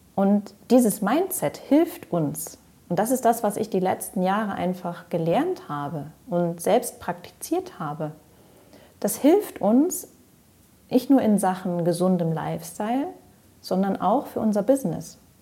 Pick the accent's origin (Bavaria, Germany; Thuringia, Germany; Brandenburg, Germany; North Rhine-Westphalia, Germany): North Rhine-Westphalia, Germany; Ruhr area; moved away as an adult; also born or lived in Greece / Switzerland / France / Allgäu; Raus aus dem Ruhrpott, wo ich geboren bin, und rein in die Natur. Nach meiner Ausbildung habe ich mich also verabschiedet